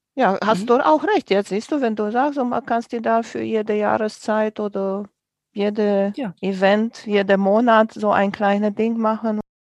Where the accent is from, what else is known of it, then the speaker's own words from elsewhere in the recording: Romania; moved away; Ich bin groß geworden in Rumänien